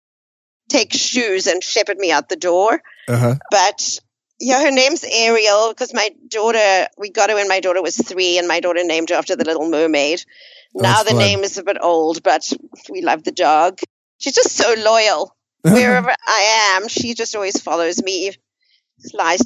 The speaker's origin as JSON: {"language": "English", "country": "South Africa", "tie": "born or raised there", "moved": "as an adult", "said": "I grew up in South Africa towards the last 20 years of apartheid."}